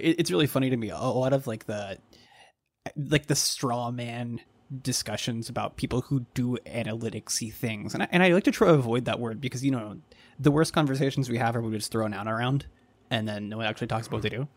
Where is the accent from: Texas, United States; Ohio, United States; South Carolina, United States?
Texas, United States; Dallas; now in Baltimore, United States; I grew up in the Dallas area